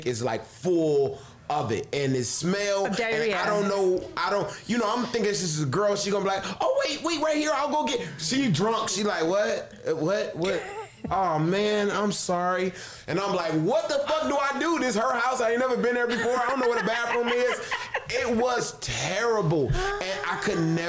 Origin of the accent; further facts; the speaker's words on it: Detroit, Michigan, United States; moved away; I'm from Detroit, and I usually go home 2 to 3 times a year